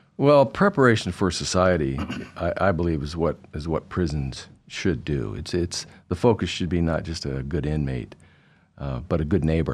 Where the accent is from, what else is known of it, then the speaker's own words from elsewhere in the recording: Idaho, United States; also born or lived in Anchorage, Alaska; my family, uh, lived here most of my childhood in high school, went to Barr High School